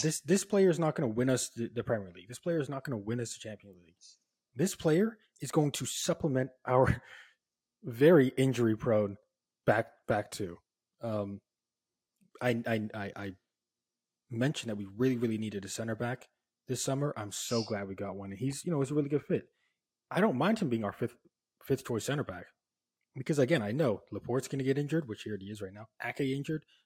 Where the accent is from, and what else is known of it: Oxford, South East England, United Kingdom; born or raised there